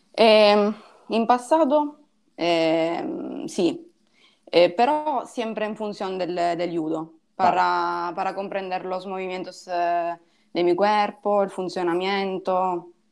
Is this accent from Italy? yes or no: yes; Ragusa, Sicily, Italy; Spanish is a second language; also born or lived in Piacenza; now in Milan, Italy; Yo soy de Sicilia, de, de Ragusa, un sitio... Ah. Pero ahora vivo en Milano.